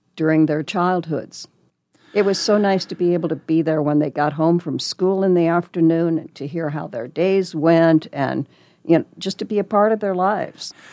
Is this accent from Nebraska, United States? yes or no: yes; Lincoln, Nebraska, United States; also born or lived in Texas / Arizona / Colorado; now in Omaha, United States; I was born and raised in Lincoln, So not very far away.